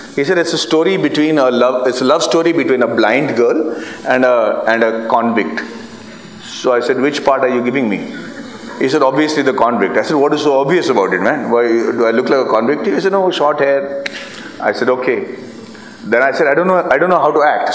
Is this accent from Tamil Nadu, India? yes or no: no; Bihar, India; I'm from Bihar